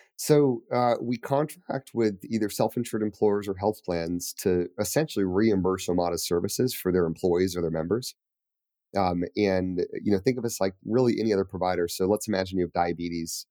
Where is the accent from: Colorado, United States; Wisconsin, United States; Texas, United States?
Colorado, United States; Colorado Springs; moved away as an adult; also born or lived in New York City; I grew up in Calder Springs.